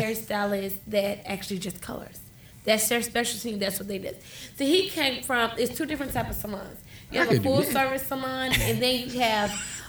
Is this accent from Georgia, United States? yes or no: yes; Atlanta, Georgia, United States; Atlanta. I'm from Atlanta.